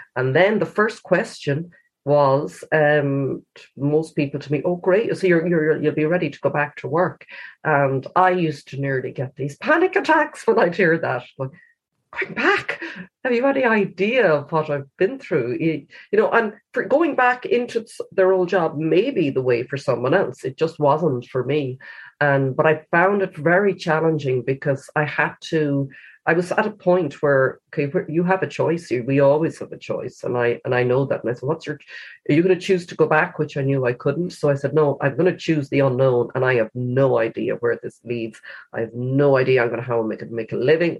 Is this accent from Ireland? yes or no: yes; Galway, Connacht, Ireland; I picked my hometown as the place